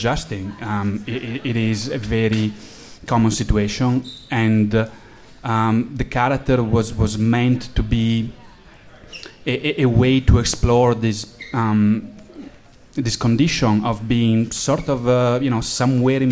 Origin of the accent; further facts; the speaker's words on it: Italy; accent: Italian; English is a second language; moved away; I'm from Italy, as you can probably tell from my accent.